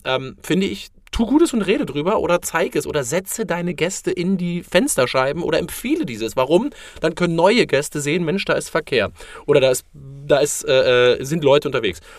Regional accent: Berlin, Germany; ich komme zum Beispiel aus dem Berliner Norden

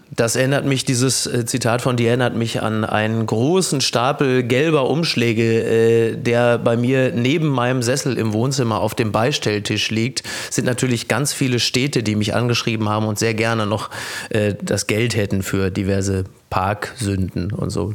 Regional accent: Castrop-Rauxel, North Rhine-Westphalia, Germany; Ich komme aus dem tiefsten Ruhrgebiet. Ich komme aus Kastrop-Rauxel.

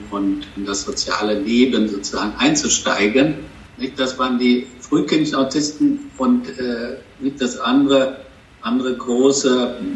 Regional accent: Bonn, North Rhine-Westphalia, Germany; born there; now in Cologne, Germany; Kölner, gebürtiger Bonner, aber jetzt schon

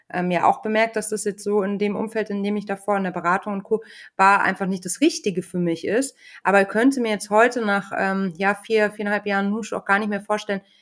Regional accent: rural Bavaria, Germany; ich war auf so einem Dorfkinder, äh, Dorfschule

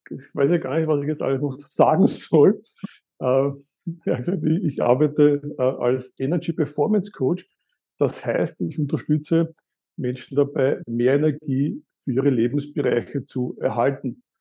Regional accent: Eastern Austria, Austria; ich komme aus Österreich, aus Ostösterreich. Ich bin in Ostösterreich aufgewachsen.

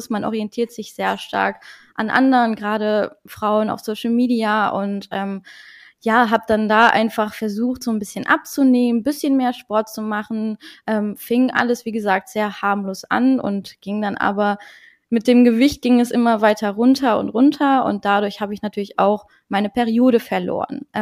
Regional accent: Luxembourg; German is a second language; moved away as an adult; now in North Rhine-Westphalia, Germany; Ich komme ursprünglich aus Luxemburg, also Deutsch, äh, Deutsch ist auch gar nicht meine Muttersprache. Und äh, genau, ich wohne jetzt seit vier Jahren ungefähr in NRW

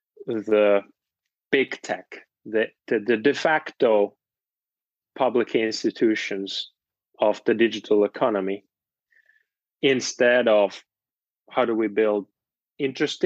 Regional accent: Finland; moved away; I'm from Finland originally, and there are lots of co-ops

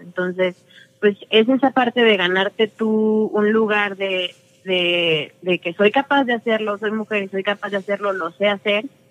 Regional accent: Toluca, State of Mexico, Mexico; yo nací aquí en Toluca y aquí vivo desde tengo memoria.

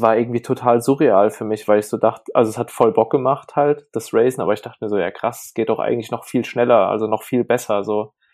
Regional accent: Burbach, North Rhine-Westphalia, Germany; der Ort, wo ich groß geworden bin, Burbach, hat ungefähr 5000 Einwohner

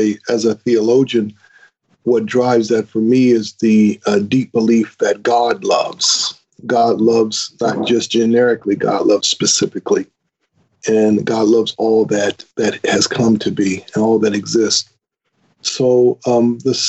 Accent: Grand Rapids, Michigan, United States; I was born and raised in Grand Rapids, Michigan, in the United States

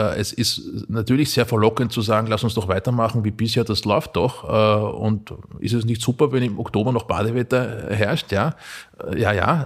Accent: Mühlviertel, Upper Austria, Austria; meine Heimat Oberösterreich schaut, na, ins, ins Mühlviertel

